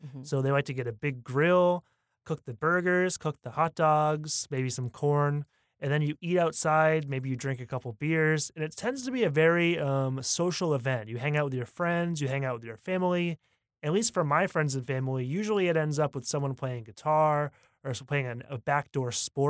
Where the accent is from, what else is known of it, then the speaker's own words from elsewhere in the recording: Northern United States, United States; It's very different from the barbecue that I grew up with because I'm from the Northern United States.